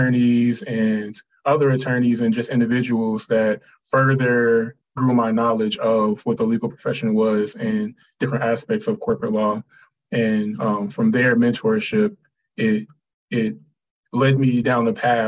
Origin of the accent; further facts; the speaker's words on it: High Point, North Carolina, United States; So I grew up in a community, I'm from High Point, North Carolina.